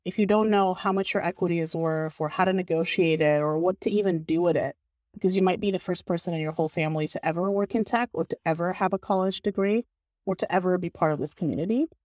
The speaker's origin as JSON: {"language": "English", "country": "Bulgaria", "tie": "born or raised there", "moved": "yes", "lives_now": "San Francisco, United States", "said": "I grew up and I was raised in Bulgaria"}